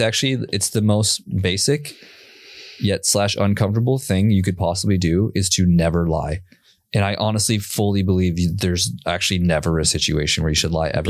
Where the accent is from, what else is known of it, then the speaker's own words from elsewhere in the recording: Minneapolis, Minnesota, United States; now in Austin, United States; I grew up in Minnesota.